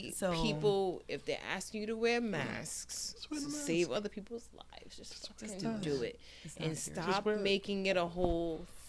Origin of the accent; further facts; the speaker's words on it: Rhode Island, United States; we're from Rhode Island, where we remember Cornell Young getting killed.